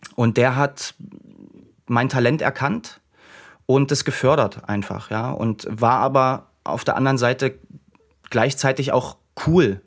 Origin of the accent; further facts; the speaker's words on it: Dresden area, Saxony, Germany; ich bin in, in dem Raum Dresden groß geworden